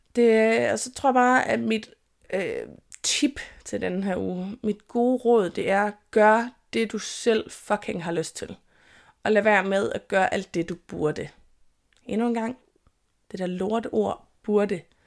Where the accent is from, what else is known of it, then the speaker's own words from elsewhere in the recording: Jutland, Denmark; jeg er jyde